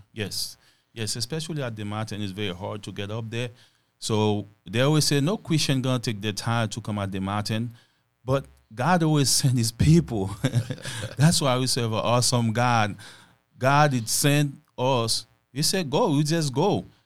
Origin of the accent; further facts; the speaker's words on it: Haiti; moved away; I was born in Haiti and raised on Haiti